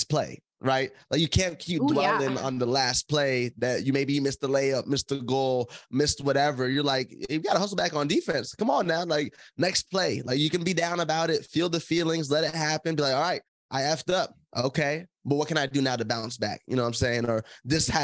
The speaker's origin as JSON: {"language": "English", "town": "Tucson", "region": "Arizona", "country": "United States", "tie": "born or raised there", "said": "I'm born and raised in Tucson, Arizona."}